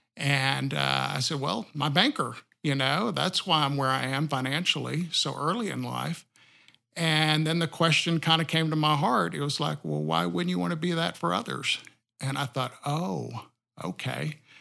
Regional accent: sixty miles south of Austin, rural Texas, United States; now in Siloam Springs, United States; I was born in Austin, uh, Texas, and then raised sixty miles south of Austin in a rural community

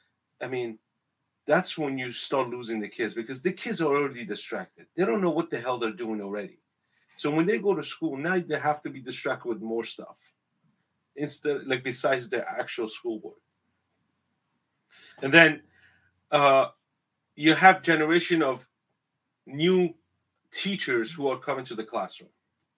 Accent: northern Iraq, Iraq; I'm from the Middle East. My ancestors are from Mesopotamia. 6,700 years ago. We are the first civilization that was created in the world. That's my ancestor. We're from Babylon, northern Iraq, Mesopotamia.

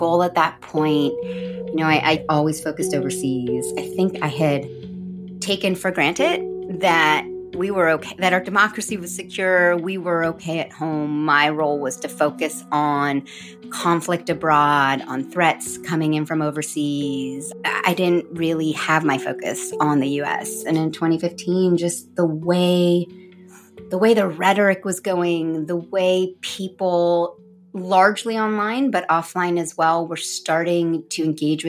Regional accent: United States; I'm American

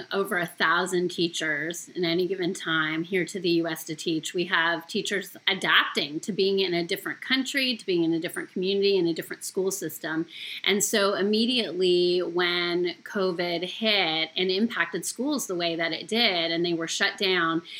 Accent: Canada; moved away as an adult; now in United States; Okay, well … I am actually a former teacher with our program. So I came from Canada originally in 1999

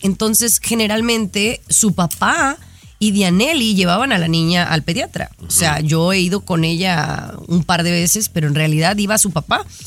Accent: Mexico; yo no nací en Europa. O sea, yo nací en México

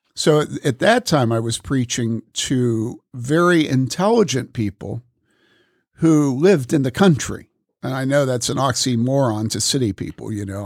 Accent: Wheaton, Illinois, United States; moved away; also born or lived in Madison / Boulder; growing up in Wheaton, living in Madison, having lived in Boulder

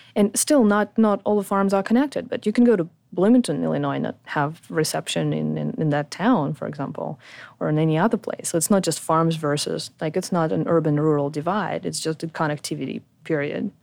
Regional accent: Ukraine; moved away as an adult; also born or lived in Poland / France / Sydney, Australia; I was born in Ukraine

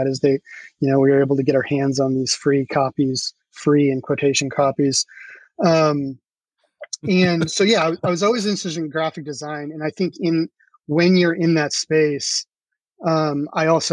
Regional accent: Centralia, Washington, United States; I grew up in Sorry. Centralia, Washington

